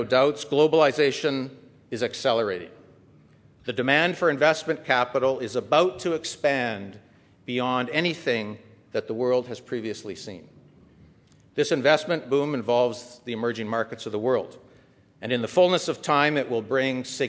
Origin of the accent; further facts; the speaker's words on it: Calgary, Alberta, Canada; my hometown of Calgary